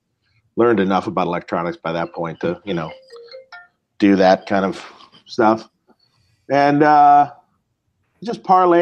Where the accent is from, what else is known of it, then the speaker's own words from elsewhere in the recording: Detroit, Michigan, United States; moved away as an adult; now in California, United States; I moved to California from Detroit when I was 18 years old in 1988